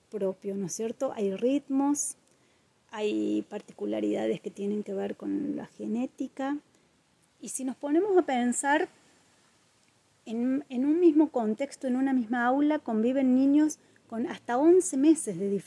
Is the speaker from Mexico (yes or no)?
no; Córdoba, Argentina; moved away as an adult; now in Villa Carlos Paz, Argentina; soy mujer, soy Carlos Pacense, en realidad soy cordobesa, pero hace muchos años que vivo acá en Carlos Paz.